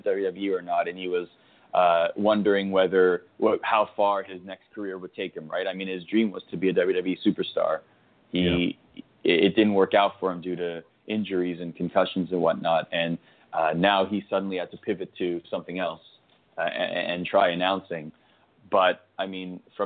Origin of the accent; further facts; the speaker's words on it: Canada; I grew up in Canada